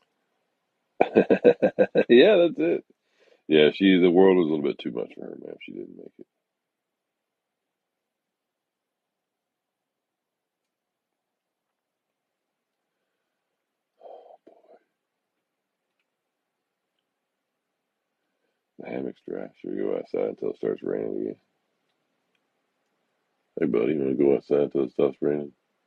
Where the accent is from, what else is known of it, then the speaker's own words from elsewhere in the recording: the South, United States; moved away as an adult; also born or lived in Texas; now in Florida Keys, United States; I grew up in the South